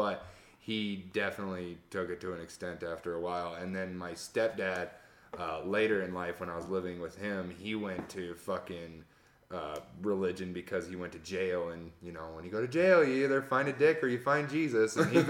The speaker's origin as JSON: {"language": "English", "town": "Price", "region": "Utah", "country": "United States", "tie": "born there", "said": "And I was from Price. That's where I was born."}